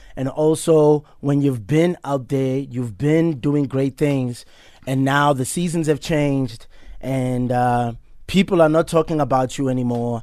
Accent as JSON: {"language": "English", "town": "Soweto", "region": "Gauteng", "country": "South Africa", "tie": "born or raised there", "said": "I'm actually taking care of the house that I grew up"}